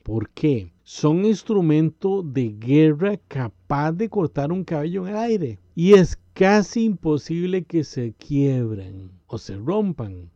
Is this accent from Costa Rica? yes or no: yes; Costa Rica; En mi país, Costa Rica, hay una frase popular del pueblo